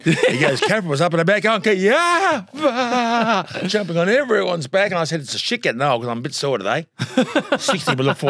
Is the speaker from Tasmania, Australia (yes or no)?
yes; Tasmania, Australia; But I am from Tasmania.